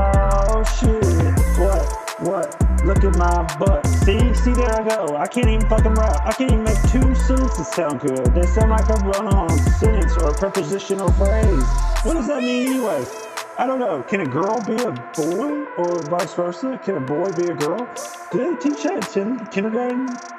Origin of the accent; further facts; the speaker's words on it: Cairo, Tennessee, United States; I'm from Cairo, Tennessee. It's a little different. It's about 15 minutes over, but it's still a suburb next to Germantown.